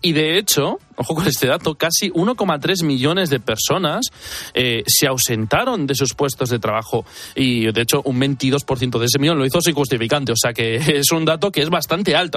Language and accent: Spanish; Basque Country, Spain; Yo soy vasco